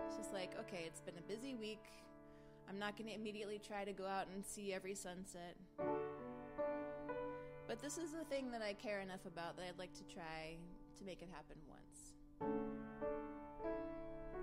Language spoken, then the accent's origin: English; East Coast, United States; now in West Coast, United States; I grew up on the East Coast, so I associate the sunrise with the sun over the ocean